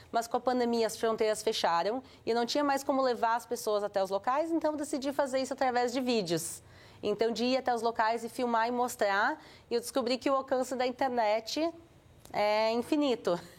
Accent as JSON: {"language": "Portuguese", "country": "Brazil", "tie": "born or raised there", "said": "a linha que eu cresci também um pouco mais no Brasil, eu sou mais tradicional."}